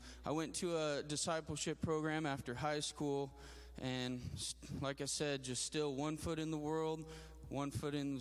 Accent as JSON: {"language": "English", "town": "Grand Junction", "region": "Colorado", "country": "United States", "said": "I'm from Colorado, from a town called Grand Junction. I'm 27 years old"}